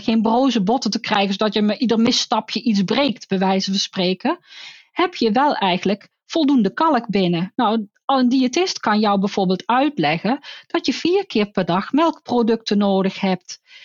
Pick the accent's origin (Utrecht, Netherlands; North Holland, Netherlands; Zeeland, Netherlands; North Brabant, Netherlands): North Brabant, Netherlands; Want ik kom ook uit Brabant